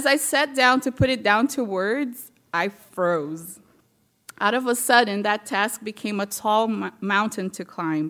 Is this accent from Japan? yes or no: no; Brazil; moved away as an adult; now in United States; I'm from Brazil, and I came here when I was 20